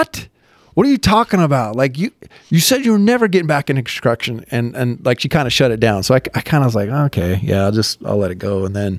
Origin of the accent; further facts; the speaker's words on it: Midway, Utah, United States; No, I'm from Midway.